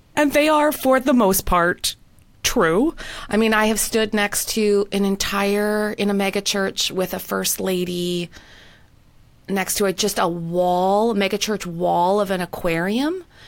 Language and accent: English; Winnipeg, Manitoba, Canada; moved away as an adult; also born or lived in London, United Kingdom; now in North Carolina, United States; my hometown of Winnipeg